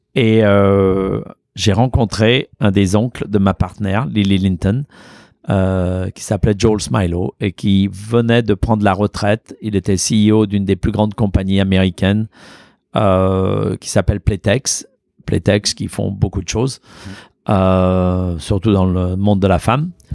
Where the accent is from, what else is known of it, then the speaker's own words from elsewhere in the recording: Auvergne-Rhône-Alpes, France; also born or lived in Lyon; now in New York, United States; chez moi, à la maison, là où j'ai grandi. Et euh, il y a existé le café Boulu ah dans mon village, dans ma ferme